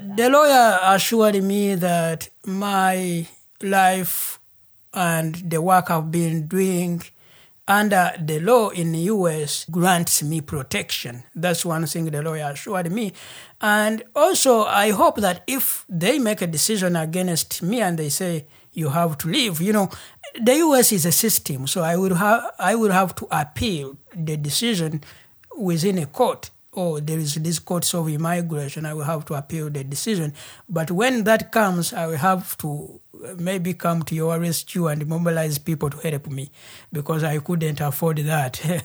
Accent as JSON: {"language": "English", "country": "Uganda", "first_language": "Luganda", "second_language": "English", "moved": "as an adult", "lives_now": "Portland, United States", "said": "I'm from Uganda."}